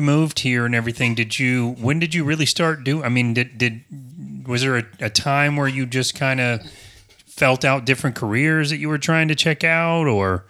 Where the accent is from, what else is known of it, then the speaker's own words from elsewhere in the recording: Apopka, Florida, United States; I'm from Apopka